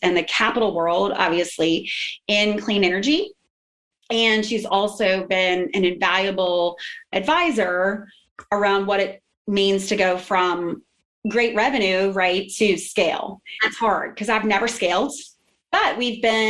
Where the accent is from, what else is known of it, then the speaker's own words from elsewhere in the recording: New Orleans, Louisiana, United States; now in Houston, United States; I'm actually a Louisianian. I'm from New Orleans